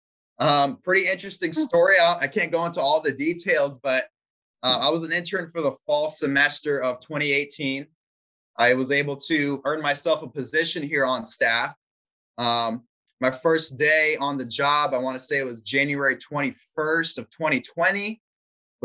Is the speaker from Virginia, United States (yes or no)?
yes; Chesapeake, Virginia, United States; I am from Hampton Roads. I was born and raised in Chesapeake